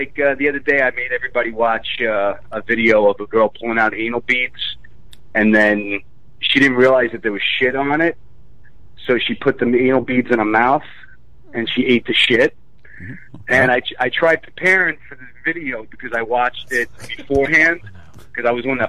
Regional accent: Staten Island, New York, United States; Staten Island.

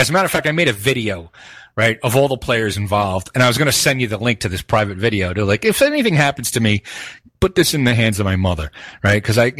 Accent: Northeast, United States; We're from the Northeast. We don't take shit.

